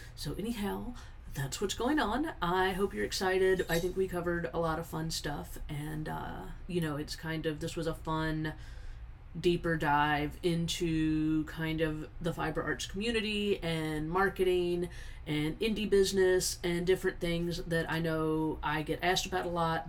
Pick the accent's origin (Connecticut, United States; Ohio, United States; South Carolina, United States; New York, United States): South Carolina, United States; also born or lived in Eastern Washington; now in Tennessee, United States; we're from South Carolina, even though we're in Tennessee at now.